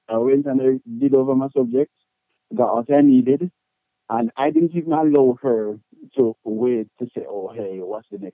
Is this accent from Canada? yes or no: no; Portmore, Saint Catherine, Jamaica; moved away; also born or lived in Spanish Town, Jamaica; I was born in the one and only Spain town, Spanish Town, St. Catherine